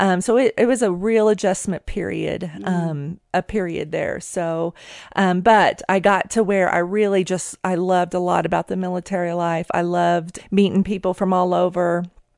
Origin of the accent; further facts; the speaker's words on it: Oklahoma, United States; moved away as an adult; now in Colorado Springs, United States; I was born and raised in Oklahoma